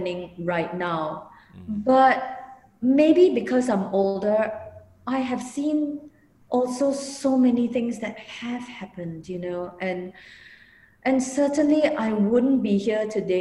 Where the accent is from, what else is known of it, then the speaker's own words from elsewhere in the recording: Singapore; moved away; me being a Singaporean here